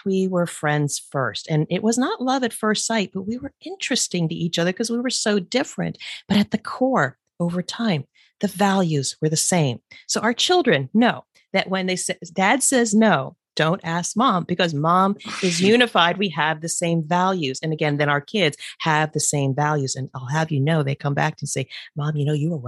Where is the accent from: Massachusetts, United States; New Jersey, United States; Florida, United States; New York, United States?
New Jersey, United States; moved away; We're originally from the East Coast, so Jersey people like to bust chops.